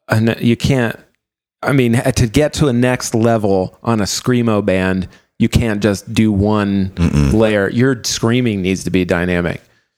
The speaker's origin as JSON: {"language": "English", "region": "Florida", "country": "United States", "tie": "born or raised there", "said": "growing up in Florida."}